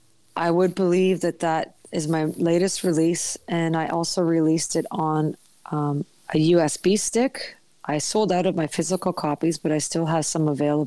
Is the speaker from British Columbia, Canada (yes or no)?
yes; Pender Island, British Columbia, Canada; I had been walking along the road in my hometown of Pender Island